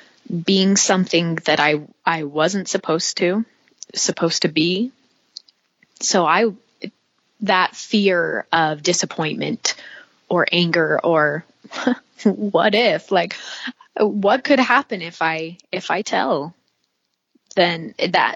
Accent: St. George, Utah, United States; also born or lived in Cedar City, Utah / Monroe, Utah; We moved from Cedar City to St. George

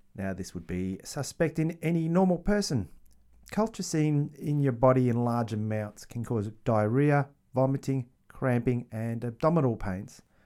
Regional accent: Australia; I am Australian

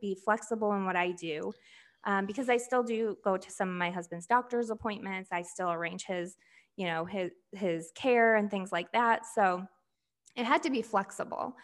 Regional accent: rural Michigan, United States; also born or lived in Flint, Michigan; then we moved to a rural area of Michigan, pretty much in the country, um, called Bertrand, Michigan.

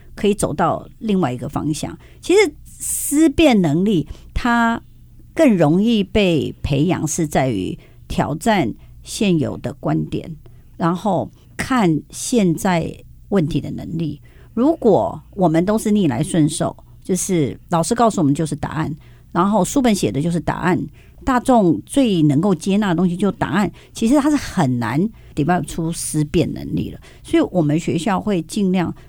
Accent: Taiwan; 我们台湾

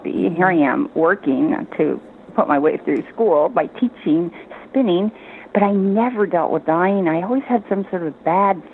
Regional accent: San Francisco Bay Area, California, United States; I grew up in the San Francisco Bay Area

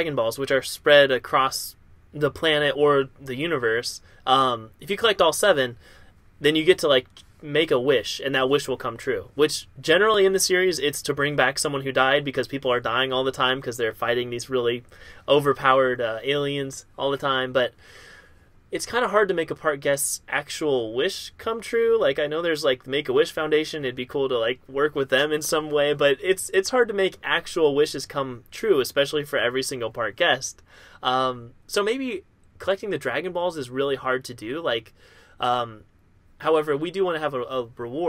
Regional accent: near Kings Island, Ohio, United States; growing up near Kings Island

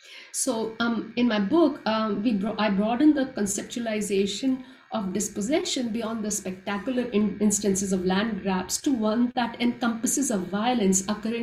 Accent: Punjab, India; I'm a Punjabi from North India

